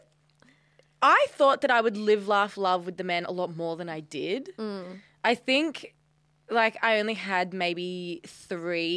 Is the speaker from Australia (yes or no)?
yes; Australia; I'm Australian